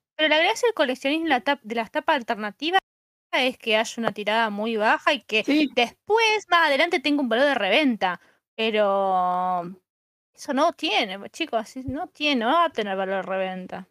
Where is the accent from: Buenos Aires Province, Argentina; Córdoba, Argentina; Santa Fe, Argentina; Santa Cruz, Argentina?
Santa Fe, Argentina; yo soy de Santa Fe Capital